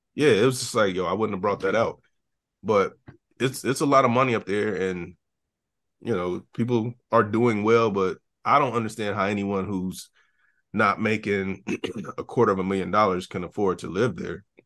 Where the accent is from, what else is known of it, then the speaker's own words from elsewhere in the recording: Ohio, United States; moved away as an adult; now in Nashville, United States; I haven't lived in Ohio in eight years